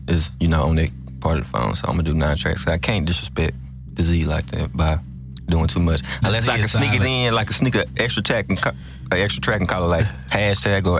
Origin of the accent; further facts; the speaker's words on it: Dallas, Texas, United States; I'm from Oak Cliff, Texas.